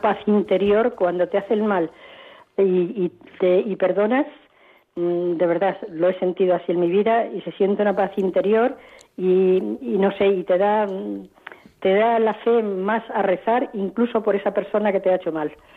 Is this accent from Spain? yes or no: yes; Salamanca, Castile and León, Spain; no soy de Santander, soy Salamanca